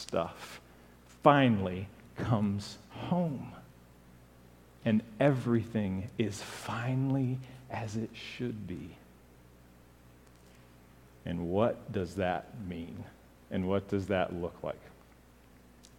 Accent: Japan; moved away; Growing up in Japan

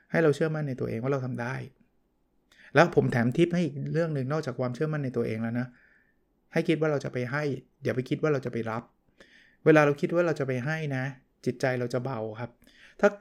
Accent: Bangkok, Thailand

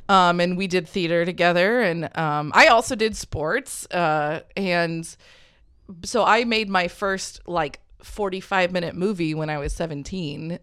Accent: Hutchinson, United States; I grew up in Hutchinson, which is it's like a suburb that exists within a circle of 40 miles of corn

